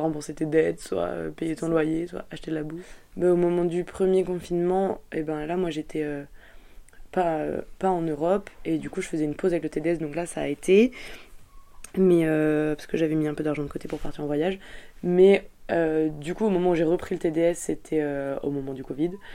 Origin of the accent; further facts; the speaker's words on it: France; now in Belgium; je suis française